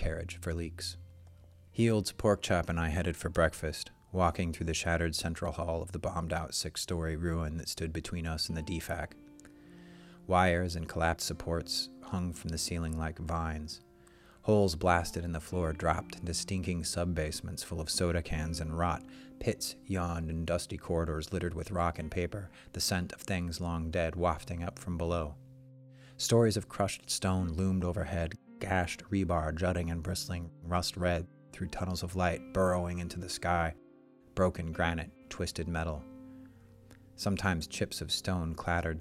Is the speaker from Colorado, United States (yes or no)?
no; Oregon, United States; also born or lived in Utah; I had just moved back to Oregon, where I'm from